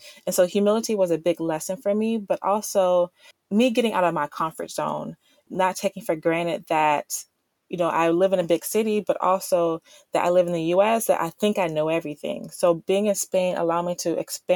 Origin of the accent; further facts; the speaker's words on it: Miami, Florida, United States; now in South Carolina, United States; my hometown of Miami